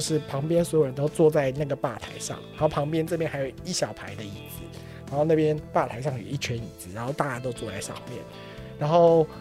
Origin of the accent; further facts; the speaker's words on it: Taiwan; also born or lived in Poland; 我们台湾人